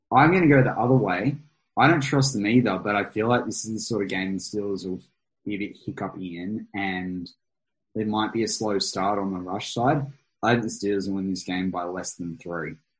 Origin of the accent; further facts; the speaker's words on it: Australia; as an Australian